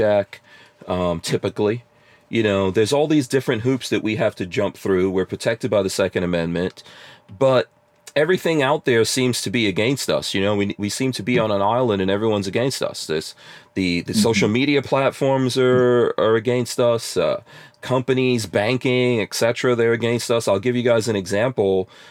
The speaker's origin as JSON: {"language": "English", "town": "New York City", "region": "New York", "country": "United States", "tie": "born or raised there", "also_born_or_lived": "New Jersey", "moved": "as an adult", "said": "I was born outside of America. And when my family came here, we grew up in New York City"}